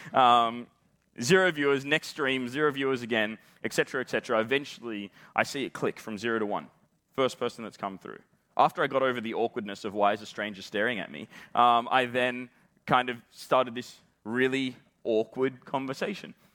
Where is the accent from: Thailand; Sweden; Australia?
Australia; accent: Australian; as you can probably tell from the way that I'm talking, I am Australian